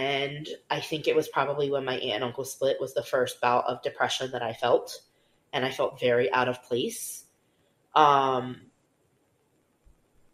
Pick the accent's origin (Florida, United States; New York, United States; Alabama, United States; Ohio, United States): Florida, United States; Pembroke Pines; I grew up in Pembroke Pines, mm-hmm. which was up and coming at the time. And I went to the same elementary school, same middle school, same high school.